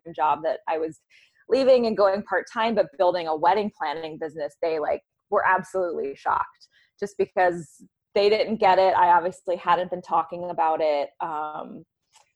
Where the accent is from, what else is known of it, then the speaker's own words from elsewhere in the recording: the South, United States; now in New York City, United States; I'm from the South originally